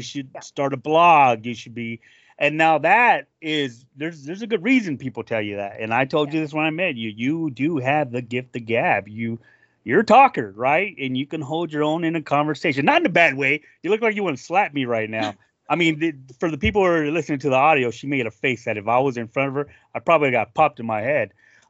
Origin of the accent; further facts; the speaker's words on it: South Dakota, United States; Yes, Minnesota, and I'm from South Dakota.